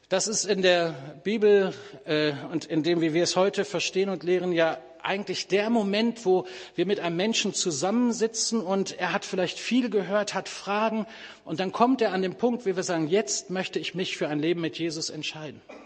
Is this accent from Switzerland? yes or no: no; Bielefeld, North Rhine-Westphalia, Germany; moved away; in Bielefeld, das ist übrigens meine Heimatstadt